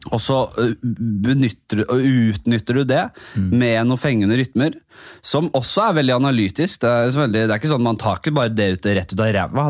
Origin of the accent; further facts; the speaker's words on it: Oslo, Norway; jeg kommer fra Bekkelaget. Eh, Nordstrand eh, oppi der.